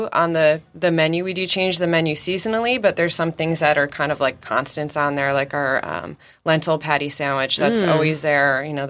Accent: East Coast, United States; now in San Diego, United States; I'm originally from the East Coast

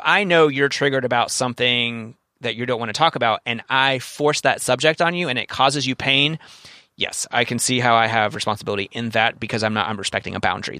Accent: Kentucky, United States; If you grew up in Brooklyn and I grew up in Kentucky

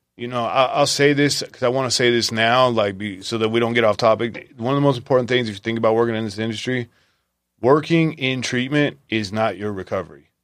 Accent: Visalia, California, United States; I was raised in Visalia

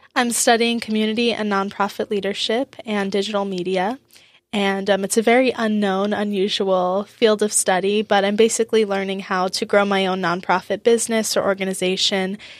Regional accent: Boca Raton, Florida, United States; moved away as an adult; also born or lived in University of Wisconsin; now in Wisconsin, United States; I grew up in South Florida in Boca Raton. And I lived there until I was eighteen

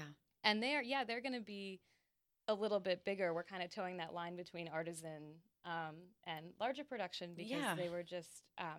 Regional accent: St. Albans, Vermont, United States; moved away; The St. Albans, which is named after the co-op in my hometown

